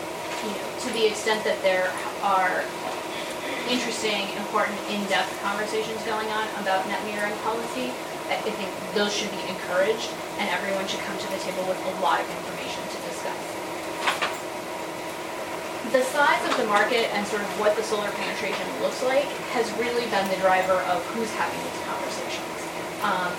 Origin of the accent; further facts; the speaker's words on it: Wisconsin, United States; my home state of Wisconsin